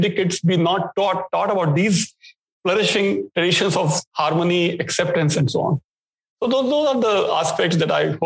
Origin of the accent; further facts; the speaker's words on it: Pali, Rajasthan, India; moved away as an adult; also born or lived in Texas, United States; growing up in India, in Rajasthan, in a very small town, Pali, in Rajasthan